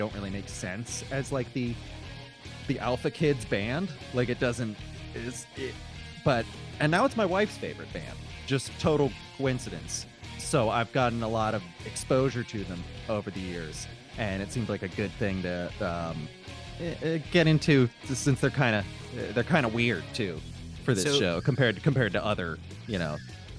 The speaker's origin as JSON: {"language": "English", "town": "St. Petersburg", "region": "Florida", "country": "United States", "tie": "born or raised there", "said": "I grew up in Florida, around, like, St. Petersburg, like, Tampa area."}